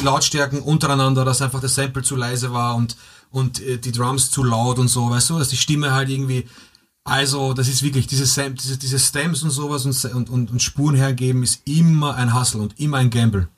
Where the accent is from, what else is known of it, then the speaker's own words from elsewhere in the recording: Vienna, Austria; bei uns in Wien